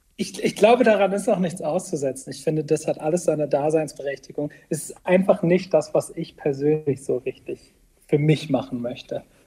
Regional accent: Bremerhaven, Bremen, Germany; now in Bremen, Germany; gebürtiger Bremerhavener und dann jetzt in äh, Bremen äh, wohne ich.

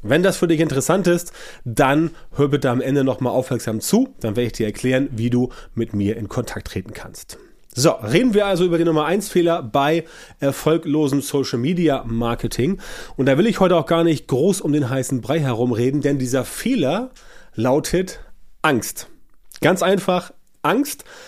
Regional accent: Germany; bei uns in Deutschland

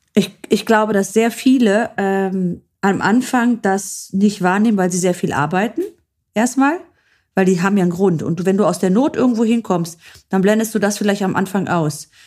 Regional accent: Germany; hier dann ansässige, gebürtige Deutsch-Griechen, sage ich jetzt mal so wie ich

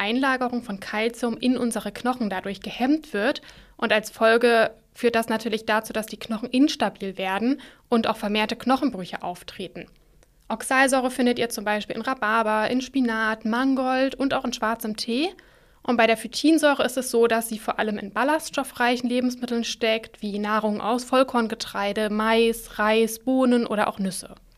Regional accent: Germany; bei uns in Deutschland

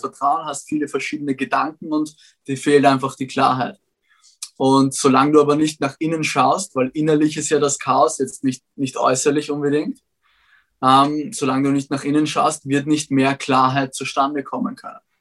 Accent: Vienna, Austria; Ich bin zwar in Wien aufgewachsen

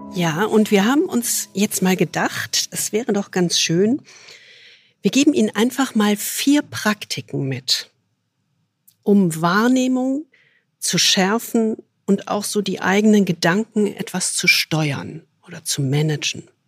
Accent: Rhineland, Germany; ich als rheinisches Naturgewächs

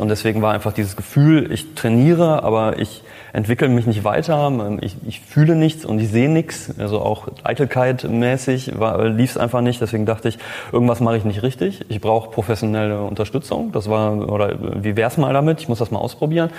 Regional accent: Cologne, North Rhine-Westphalia, Germany; ich bin äh, Kölner, ich bin Designer

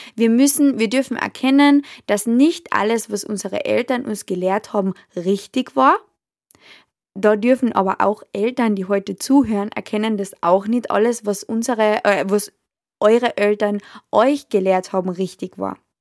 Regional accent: Austria; bei uns in Österreich

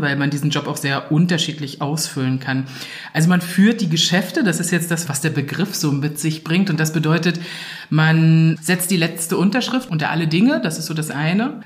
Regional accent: Anklam, Mecklenburg-Vorpommern, Germany; ich bin geboren und aufgewachsen in Anklam, also so mittendrin in Vorpommern

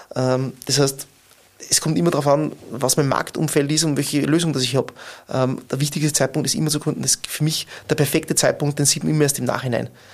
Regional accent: Bad Ischl, Upper Austria, Austria; moved away as an adult; now in Linz, Austria; ich habe 2004 in meiner Heimatgemeinde maturiert

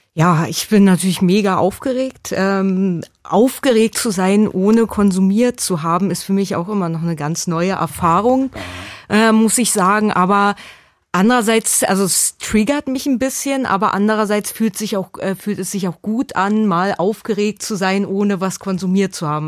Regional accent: a small town near Berlin, Brandenburg, Germany; ich bin in einer Kleinstadt in der Nähe von Berlin aufgewachsen

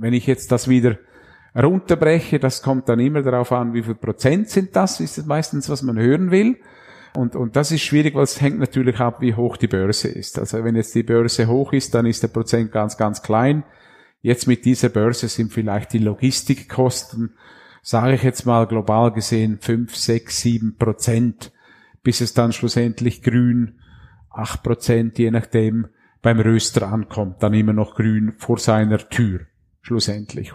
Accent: Graubünden, Switzerland; moved away as an adult; ich bin im Bündnerland aufgewachsen und da mit 20 Jahren ins Unterland gekommen

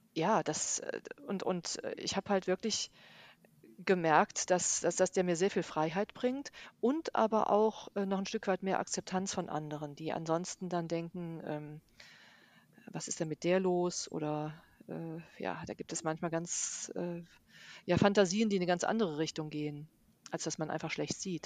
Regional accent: Bonn, North Rhine-Westphalia, Germany; ich bin ja aus Bonn

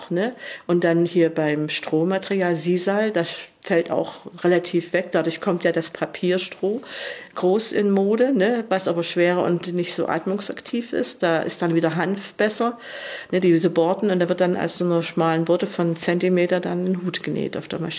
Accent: Dresden, Saxony, Germany; ich habe in Dresden ja auch gelernt, ich komme ja auch von da. Ich komme aus Pillnitz und äh, mein Mann hat unten studiert.

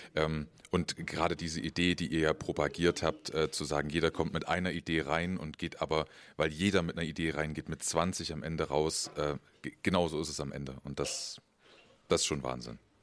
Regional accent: Leipzig, Saxony, Germany; komme aus Leipzig

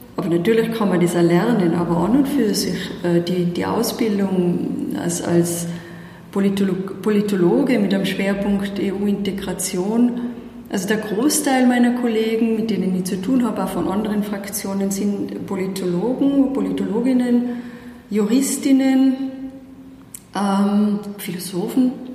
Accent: Tyrolean Unterland, Austria; accent: Tyrolean Unterland dialect; moved away as an adult; now in Brussels, Belgium; Man hört's an meinem Dialekt, ich bin ja immer nur zuzuordnen, ganz klar im, im Tiroler Unterland

